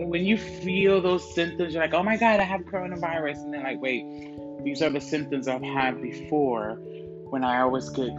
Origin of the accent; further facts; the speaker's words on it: New Jersey, United States; moved away; also born or lived in Florida; I'm originally from New Jersey, and I was in high school